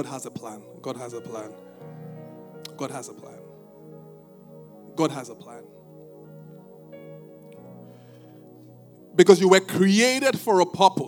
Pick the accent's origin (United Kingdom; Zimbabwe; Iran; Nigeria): Nigeria; Ibadan, Oyo; I'm from Ibadan.